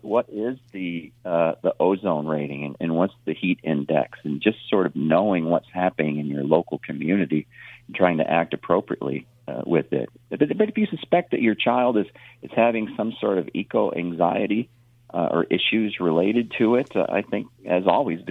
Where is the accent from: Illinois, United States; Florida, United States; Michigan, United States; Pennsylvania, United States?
Illinois, United States; moved away; I grew up in Illinois